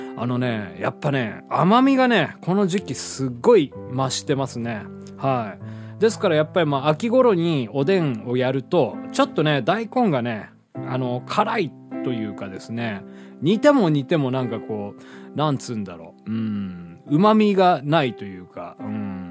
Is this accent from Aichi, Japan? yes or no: no; Hiroshima, Japan; 地元の広島で組んでいたバンド